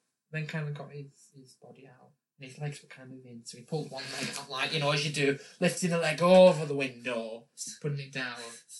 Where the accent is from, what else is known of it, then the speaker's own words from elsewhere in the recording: near Manchester, North West England, United Kingdom; so where are you from? Said, near Manchester. Oh, you've come a long way. Do you live over here now? I'm 17. Does it look like I live in Ireland? If I lived in Ireland, don't you think I would have a slight accent?